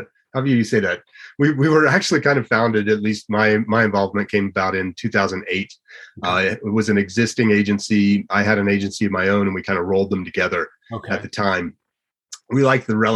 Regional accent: Gunnison, Colorado, United States; I grew up in Gunnison

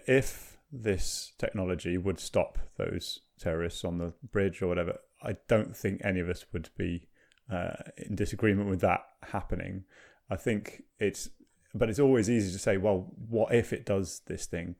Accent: Cardiff, Wales, United Kingdom; I'm from Cardiff.

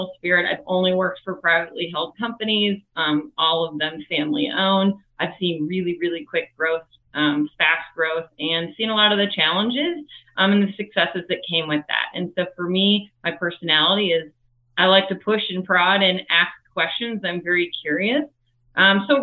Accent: Minneapolis, Minnesota, United States; I'm originally from Minneapolis, Minnesota

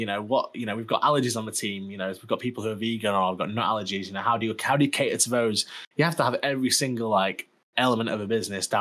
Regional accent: Sheffield, Yorkshire and the Humber, United Kingdom; I come from Sheffield where everyone's like quite nice

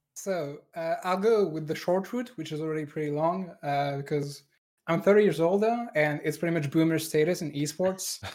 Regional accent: France; accent: French; English is a second language; moved away; a French engineer, like me

